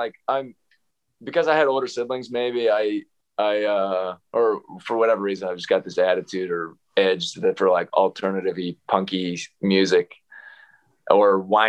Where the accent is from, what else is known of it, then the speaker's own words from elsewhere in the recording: Xenia, Ohio, United States; moved away; a track mile at Athletes in Action in Xenia, Ohio. It's actually my hometown